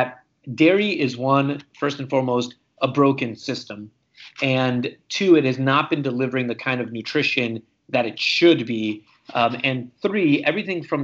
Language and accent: English; Romania; also born or lived in Hungary; now in United States; I was born and raised in Romania, and I am an immigrant to the United States